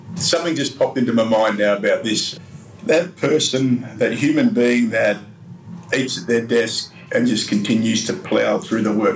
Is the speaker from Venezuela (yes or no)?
no; Melbourne, Victoria, Australia; in Melbourne, in my hometown